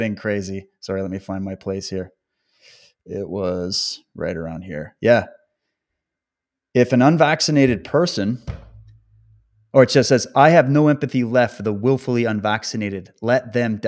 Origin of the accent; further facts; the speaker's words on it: Canada; also born or lived in British Columbia; my home country, Canada, and even focusing in on British Columbia, the province where I live